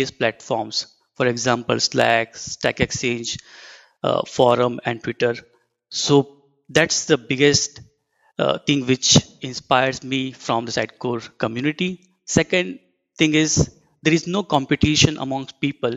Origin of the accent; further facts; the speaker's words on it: India; moved away as an adult; now in Minneapolis, United States; I am from India and currently working at Horizontal Digital's Minneapolis office